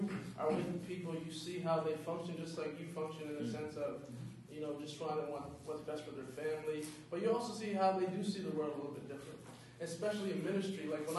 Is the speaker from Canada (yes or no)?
yes; East Preston, Nova Scotia, Canada; it used to be Preston, but it's been split to East and North Preston. I'm from East Preston.